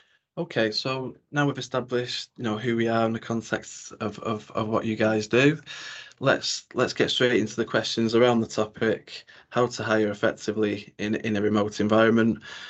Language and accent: English; Warrington, North West England, United Kingdom; here at Evolution HQ in my hometown of Birchwood in Warrington.